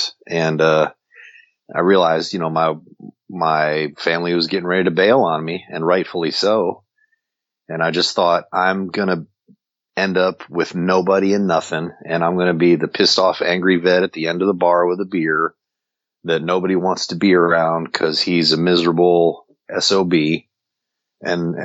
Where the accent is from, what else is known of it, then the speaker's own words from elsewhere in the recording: New Jersey, United States; moved away as an adult; born and raised in New Jersey